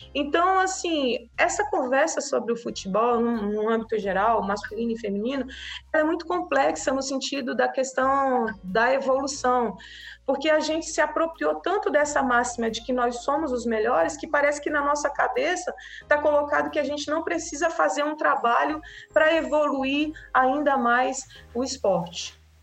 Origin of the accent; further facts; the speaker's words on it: Acre, Brazil; a gente, enquanto brasileiro, enquanto acriano